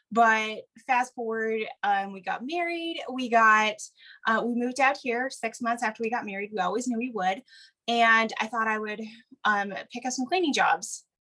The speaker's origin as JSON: {"language": "English", "region": "Wisconsin", "country": "United States", "tie": "born or raised there", "moved": "as an adult", "lives_now": "Oregon, United States", "said": "I grew up in the Midwest, actually, so not terribly far from where you live. I grew up in Wisconsin"}